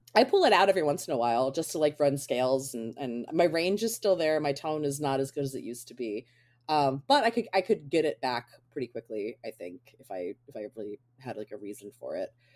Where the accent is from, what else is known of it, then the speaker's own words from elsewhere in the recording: Baltimore, Maryland, United States; moved away; I'm from Baltimore originally